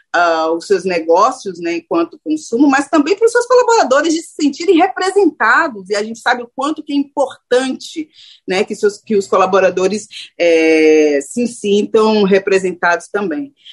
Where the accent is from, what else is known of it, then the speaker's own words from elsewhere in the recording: Salvador, Bahia, Brazil; moved away as an adult; also born or lived in Rio de Janeiro–São Paulo; eu sou de Salvador, né? É importante falar que eu sou nordestina, que eu começo, inclusive, a minha carreira em Salvador